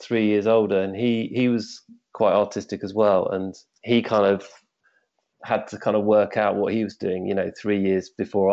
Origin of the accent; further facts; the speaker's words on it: Surrey, South East England, United Kingdom; now in Hove, United Kingdom; I grew up actually in Surrey, which is slightly north of here